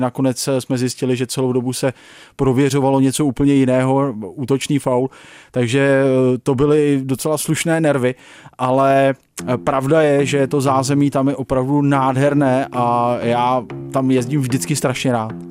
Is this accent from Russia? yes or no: no; South Bohemian Region, Czechia; moved away; já sám pocházím z Jižních Čech